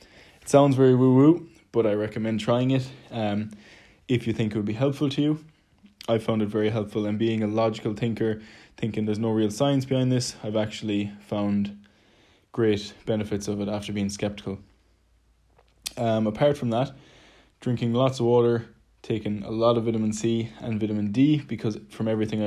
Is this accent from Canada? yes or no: no; Ireland; moved away; also born or lived in London; being Irish, we naturally speak quite quickly